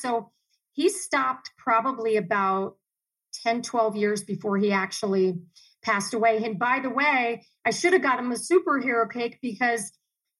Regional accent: Dayton, Ohio, United States; also born or lived in Miami, Florida / Chicago / Columbus / Cleveland; now in Arizona, United States; we grew up in Dayton, Ohio, and then we grew up in Miami, Florida

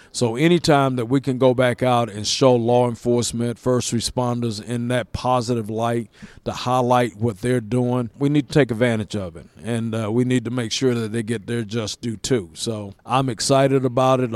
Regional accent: Lawrenceville, Georgia, United States; I was born and raised here in Lawrenceville

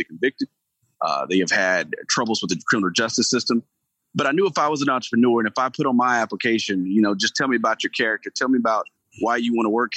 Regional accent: Gainesville, Georgia, United States; I grew up in Gainesville, Georgia

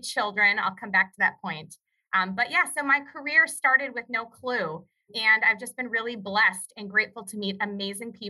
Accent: Perham, Minnesota, United States; I grew up in the Lakes area of Minnesota, which is a really popular tourist area now. But when I was growing up, it was just a hardworking small town called Perm, Minnesota

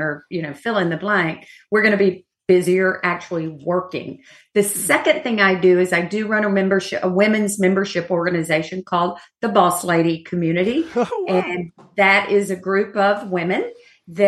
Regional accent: Georgia, United States; moved away; I'm from Georgia

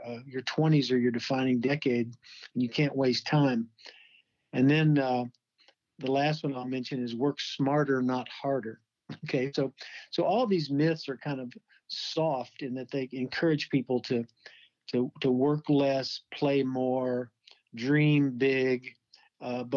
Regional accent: Kentucky, United States; moved away as an adult; now in Phoenix, United States; from Phoenix and also from Kentucky, actually, my home state

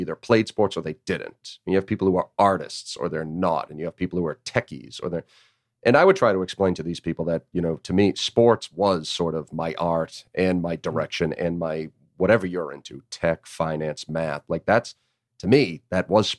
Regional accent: Northeast, United States; now in Chattanooga, United States; I grew up in the Northeast

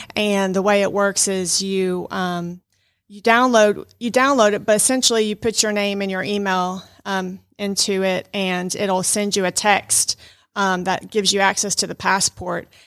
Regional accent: Fayetteville, Georgia, United States; moved away as an adult; now in Rome, United States; I actually grew up in metro Atlanta in Fayetteville, Georgia, south of Atlanta

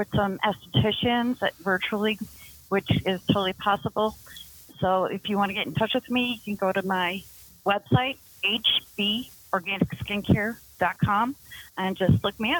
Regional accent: Louisiana, United States; I'm from Louisiana

